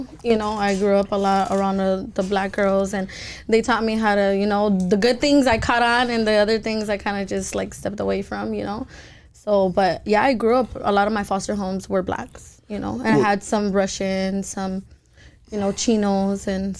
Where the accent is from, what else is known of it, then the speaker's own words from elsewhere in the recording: Los Angeles, California, United States; I am from South Central, full, so, you know? Yeah. I'm fucking loud. I grew up in the straight ghetto.